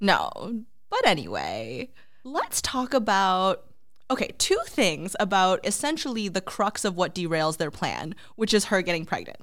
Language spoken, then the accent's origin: English; Boston, Massachusetts, United States; we are from Boston